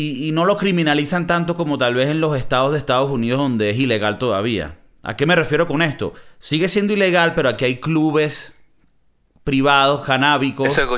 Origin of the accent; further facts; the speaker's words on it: Venezuela; Yo vengo veniendo de Venezuela, que a mí me daban lo que sea y que toma y cállate pa' jugo.